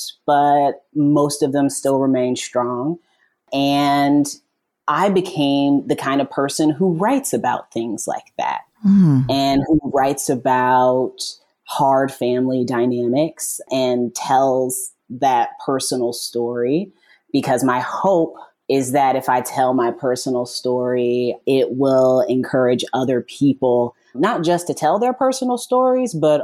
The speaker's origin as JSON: {"language": "English", "region": "Indiana", "country": "United States", "tie": "born or raised there", "said": "I'm from Indiana, mm-hmm. born and raised"}